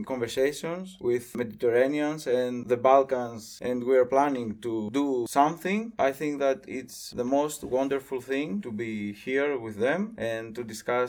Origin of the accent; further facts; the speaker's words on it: Larissa, Thessaly, Greece; I am from Larissa, which is a small city in Greece.